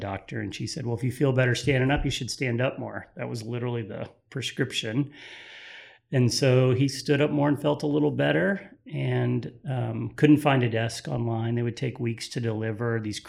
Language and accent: English; Galveston, Texas, United States; moved away as an adult; also born or lived in Dallas area; now in Dallas, United States; So my wife and I grew up in Galveston, so I married my high school sweetheart, and so that's been fun. We've been here in the Dallas area since the late 90s.